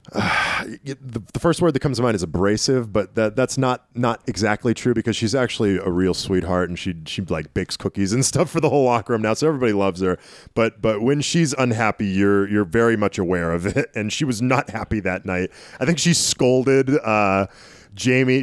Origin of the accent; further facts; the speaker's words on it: Tyngsborough, Massachusetts, United States; also born or lived in Nashua, New Hampshire; Lowell, Massachusetts, m, more or less my hometown. I, I mean, I lived in Tingsboro for so long, which is right on the Lowell border